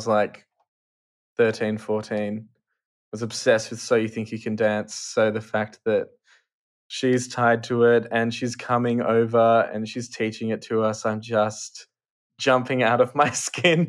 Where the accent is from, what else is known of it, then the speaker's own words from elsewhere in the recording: Australia; being an Australian